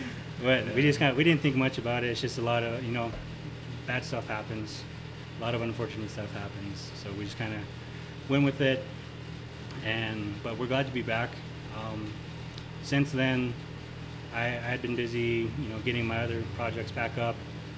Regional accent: Ganado, Arizona, United States; I play drums for the band. I'm from Ganado, Arizona.

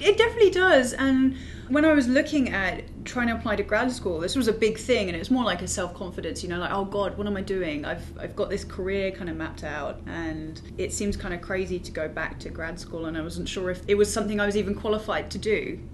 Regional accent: United Kingdom; moved away; also born or lived in London / New York; I'm from the UK

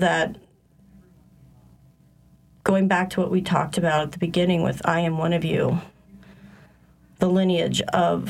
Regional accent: Ohio, United States; moved away as an adult; now in New Orleans, United States; I'm from Ohio. I've lived in New Orleans since 1999

